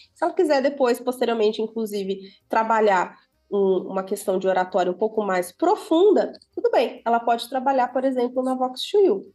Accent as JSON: {"language": "Portuguese", "town": "Santo Ângelo", "region": "Rio Grande do Sul", "country": "Brazil", "tie": "born or raised there", "moved": "yes", "lives_now": "São Paulo, Brazil", "said": "Eu sou gaúcha. Olha. Eu sou natural do, é, do Rio Grande do Sul, uma cidadezinha do interior"}